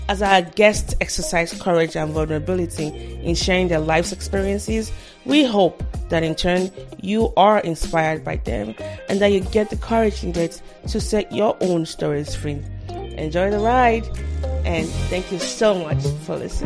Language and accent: English; Nigeria; now in United States; growing up in Nigeria, and I was Nigerian